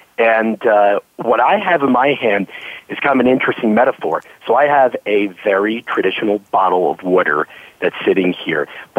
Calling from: New York City, New York, United States; So I'm calling you from my office right here in Midtown Manhattan, New York City. I'm right by the United Nations, actually, and it's a glorious, beautiful, sunny day here.

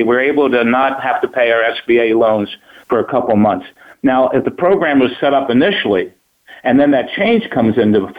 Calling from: Scottsdale, Arizona, United States; Scottsdale, Arizona.

